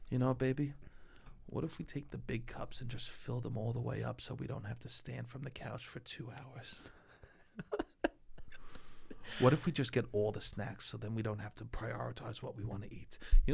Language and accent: English; Staten Island, New York, United States; Sometimes you can't tell I'm from Staten Island, but you could tell I'm from Staten Island if someone's wearing a pair of mittens.